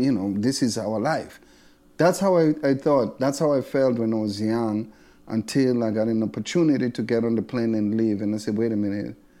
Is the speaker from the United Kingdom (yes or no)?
no; South Africa; moved away as an adult; now in United States; I was born in South Africa, I would say thirty-three years ago. I left South Africa and I come here another thirty-three years